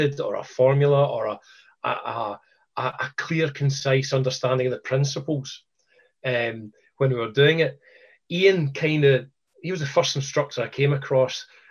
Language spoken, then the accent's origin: English; Scotland, United Kingdom; Being Scottish